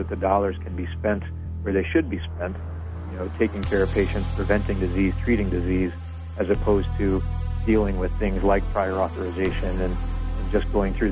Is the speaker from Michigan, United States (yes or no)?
yes; Flint, Michigan, United States; I grew up in Flint